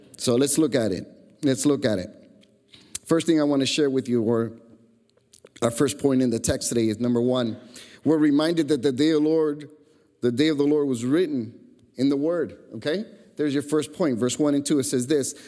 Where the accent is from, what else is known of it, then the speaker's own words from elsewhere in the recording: Chicago, Illinois, United States; growing up in Chicago